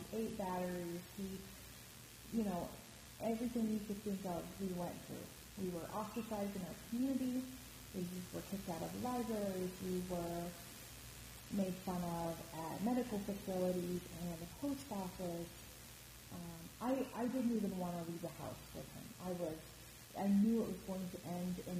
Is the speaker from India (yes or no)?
no; Midwest, United States; moved away as an adult; also born or lived in East Coast; now in Chicago, United States; I'm from the Midwest, kind of grew up there, and the East Coast